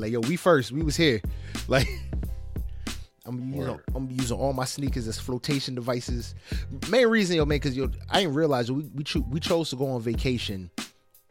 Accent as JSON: {"language": "English", "region": "New Jersey", "country": "United States", "said": "I'm from Jersey"}